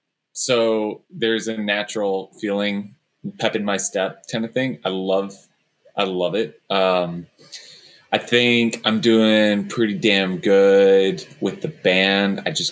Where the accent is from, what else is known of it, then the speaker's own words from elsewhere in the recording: Dallas, Texas, United States; I'm from Dallas